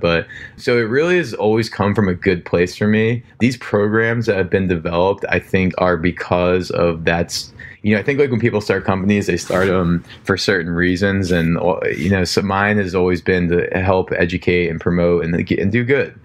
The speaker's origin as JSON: {"language": "English", "region": "New Jersey", "country": "United States", "tie": "born or raised there", "also_born_or_lived": "Florida", "said": "where I grew up in Jersey"}